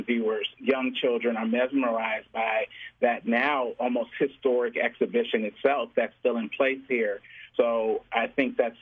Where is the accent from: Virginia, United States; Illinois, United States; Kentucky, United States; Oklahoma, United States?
Illinois, United States; Chicago; Growing up in the Chicagoland area, living in this city properly for over 20 years